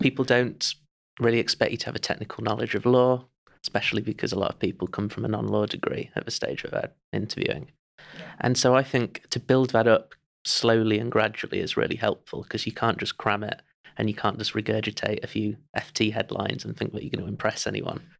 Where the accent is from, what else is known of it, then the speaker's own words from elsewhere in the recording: Chesterfield, East Midlands, United Kingdom; I'm from Chesterfield